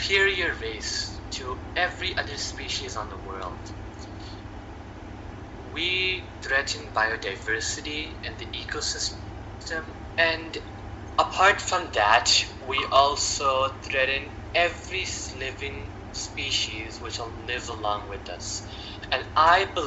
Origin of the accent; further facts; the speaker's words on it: Canada; as a Canadian